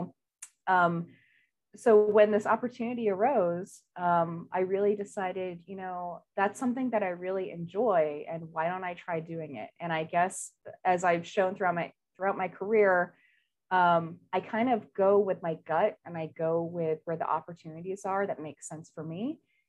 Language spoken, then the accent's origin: English; New York, United States; So I'm originally from Northern New York. I'm an Army brat. My dad retired from the military.